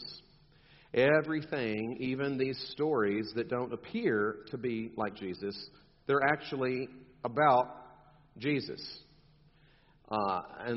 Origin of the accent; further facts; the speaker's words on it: South Texas, United States; I'm from South Texas